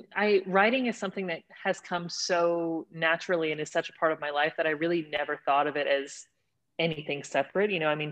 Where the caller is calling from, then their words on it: Texas, United States; I'm joining you from East Texas. It is a thriving metropolis of a city that just now got a flashing red light. So it's a tiny, tiny little city about 2 hours east of Dallas.